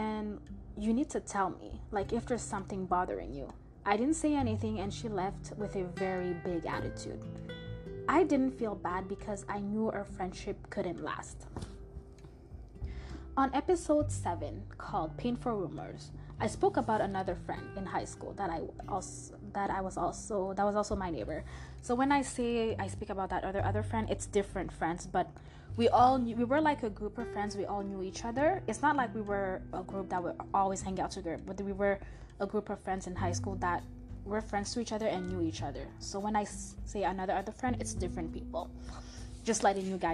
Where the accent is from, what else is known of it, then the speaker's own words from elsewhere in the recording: Montreal, Quebec, Canada; first language French; English is a second language; now in Toronto, Canada; the city and country I was born in, which is Montreal, Canada.